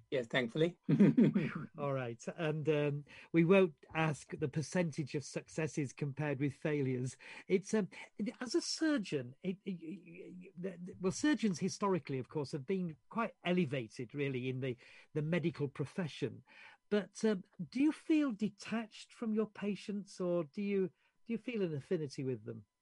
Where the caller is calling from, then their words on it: Yorkshire and the Humber, United Kingdom; in case you don't know, I'm, I'm speaking from Yorkshire.